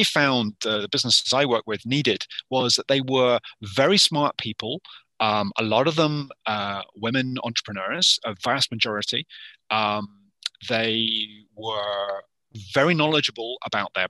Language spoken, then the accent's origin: English; United Kingdom; moved away as an adult; now in Yukon, Canada; originally from the UK, and I had a 25-year career in the UK.